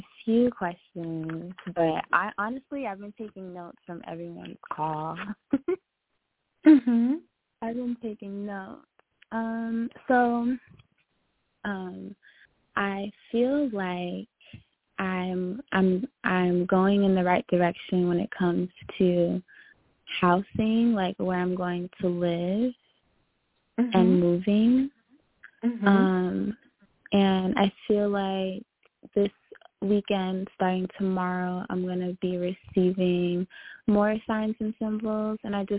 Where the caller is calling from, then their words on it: Long Island, New York, United States; calling from New York.